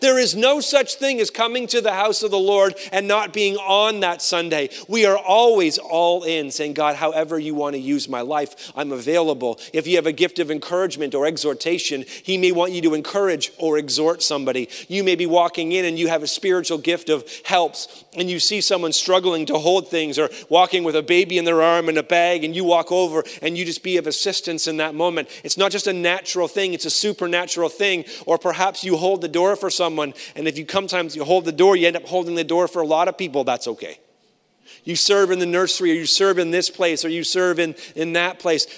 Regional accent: Canada; I'm a Canadian

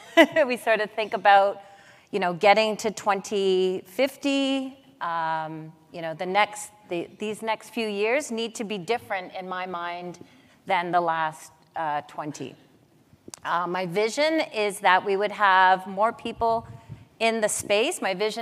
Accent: Mohawks of the Bay of Quinte, Ontario, Canada; also born or lived in Wikwemikong First Nation; My background is Mohawk on my dad's side. I'm from Mohawks of the Bay of Quinte. On my mom's side, Ojibwe from Wicomicon First Nation.

